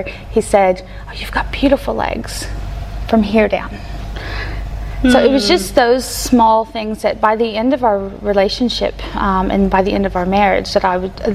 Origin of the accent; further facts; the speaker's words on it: Kentucky, United States; moved away; I was born and raised in Kentucky by a stepdad.